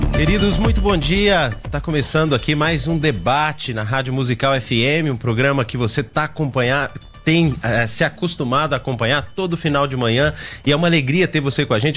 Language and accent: Portuguese; Perdões, Minas Gerais, Brazil; now in São Paulo, Brazil; sou do interior de Minas, e a minha cidade fica às margens da Fernão Dias